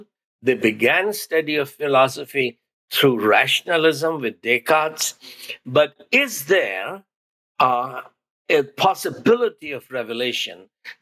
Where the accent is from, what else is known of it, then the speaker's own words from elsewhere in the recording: India; first language Hindi; English is a second language; Hindi, which is my mother tongue